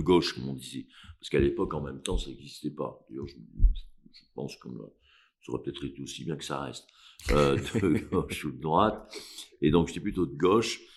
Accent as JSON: {"language": "French", "area": "Cantal", "region": "Auvergne-Rhône-Alpes", "country": "France", "moved": "as an adult", "lives_now": "Paris, France", "said": "Je suis du Cantal, je suis pas corse"}